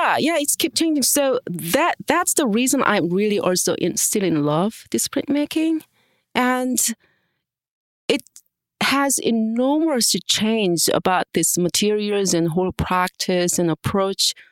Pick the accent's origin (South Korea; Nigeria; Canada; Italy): South Korea; moved away; I am international professor here, and I was born in Korea and studied in um, different countries